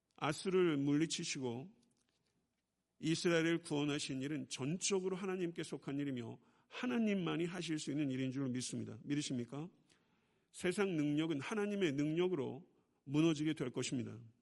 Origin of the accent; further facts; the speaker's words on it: Buyeo, South Chungcheong, South Korea; moved away; 제가 충청남도 구역은 동남리 453번지 제가 거기서 태어났거든요.